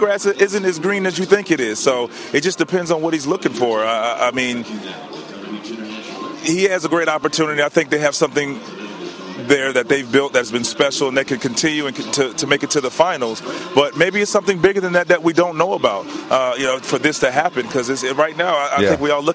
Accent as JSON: {"language": "English", "town": "Daytona Beach", "region": "Florida", "country": "United States", "tie": "born or raised there", "said": "my hometown of Daytona Beach"}